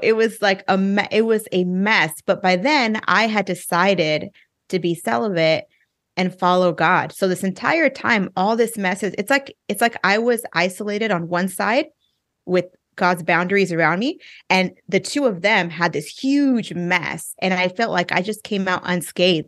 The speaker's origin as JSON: {"language": "English", "area": "Inland Empire", "region": "Southern California", "country": "United States", "tie": "born or raised there", "also_born_or_lived": "Orange County, California", "moved": "as an adult", "lives_now": "Texas, United States", "said": "I'm from California. I grew up in, um, the, uh, Inland Empire, for those of you who know Southern California"}